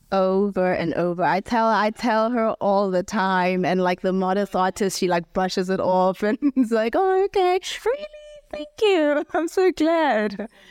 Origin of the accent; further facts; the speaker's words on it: Lesotho; moved away as an adult; now in South Africa; I grew up in Lesotho, so we speak predominantly Sesotho